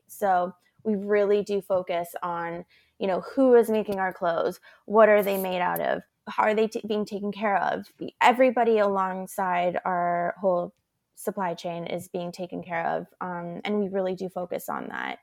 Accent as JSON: {"language": "English", "town": "Vancouver", "region": "British Columbia", "country": "Canada", "tie": "born or raised there", "said": "I also grew up in Canada, and as a child, you're really taught how to have respect for the planet. And it, it was a really beautiful childhood, you know, growing up in Vancouver"}